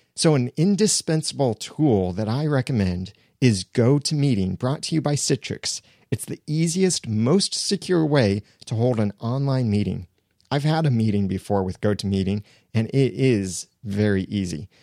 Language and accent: English; United States; I'm an American.